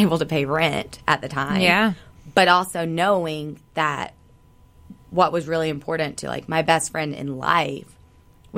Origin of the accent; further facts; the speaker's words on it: the South, United States; growing up in the South